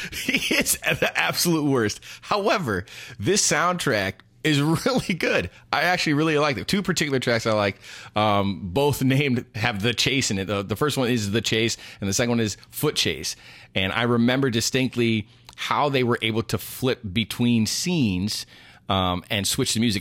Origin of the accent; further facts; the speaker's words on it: New York, United States; when I was born in New York